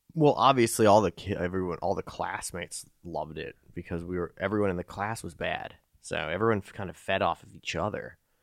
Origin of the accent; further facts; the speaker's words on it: Chicago, Illinois, United States; also born or lived in Winston-Salem, North Carolina; Upbringing was in Chicago for most of it. I lived in North Carolina for a year